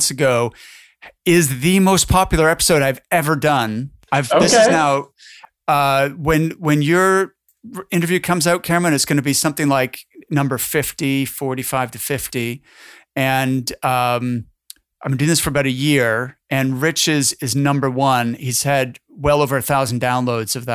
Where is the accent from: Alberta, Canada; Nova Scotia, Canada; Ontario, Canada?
Nova Scotia, Canada; Halifax; I'm from Halifax, Nova Scotia, which is just a ferry ride away from you guys.